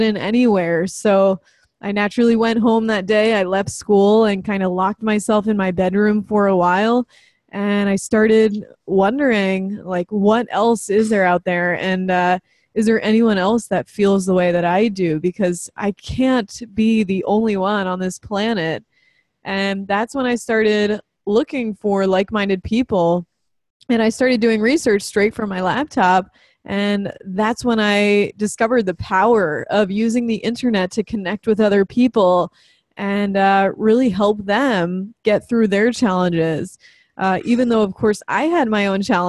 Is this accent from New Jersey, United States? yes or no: yes; New Jersey, United States; also born or lived in New York; I was born in New York and lived most of my life in New Jersey, South Jersey, kind of closer to Philadelphia